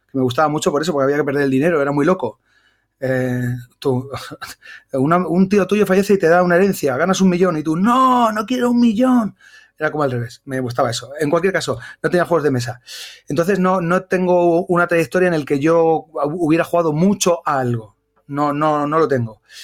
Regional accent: Bilbao, Basque Country, Spain; also born or lived in Extremadura; soy de Bilbao

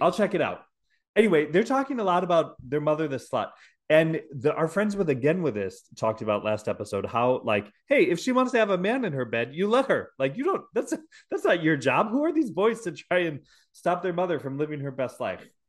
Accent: Milwaukee, Wisconsin, United States; accent: Milwaukee; that's just my Milwaukee accent

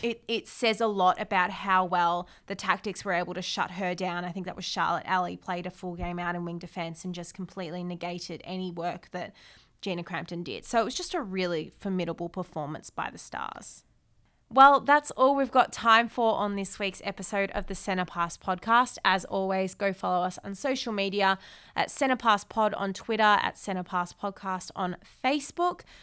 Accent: Australia; as an Aussie

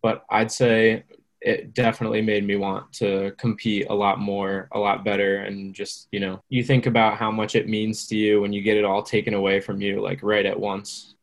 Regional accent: New Jersey, United States; I'm from New Jersey.

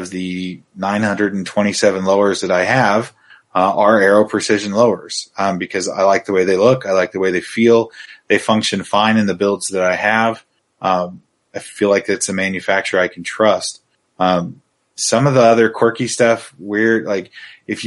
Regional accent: Oregon, United States; I grew up in Oregon

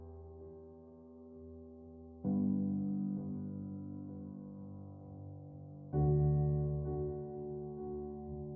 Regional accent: Austria; born or raised there; moved away

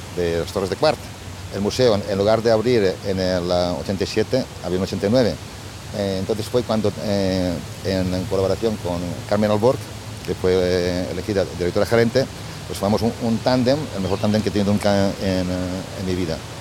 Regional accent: La Safor, Valencian Community, Spain; moved away as an adult; also born or lived in United States; now in Milan, Italy; yo nací en la Safor, en un ambiente rural

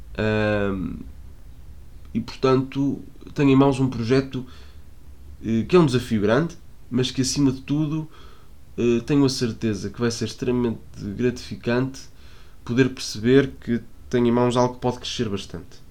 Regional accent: Porto, Norte, Portugal; eu sou do Porto

